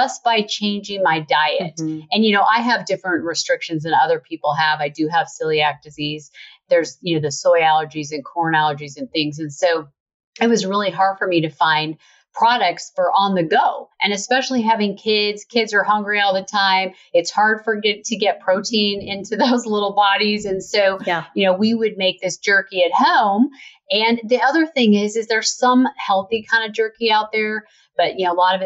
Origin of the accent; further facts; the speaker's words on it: Utah, United States; I grew up in Utah